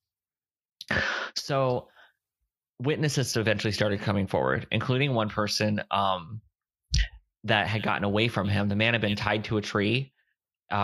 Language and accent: English; Fort Myers, Florida, United States; also born or lived in Ohio; now in San Antonio, United States; not too far from where I grew up in Fort Myers.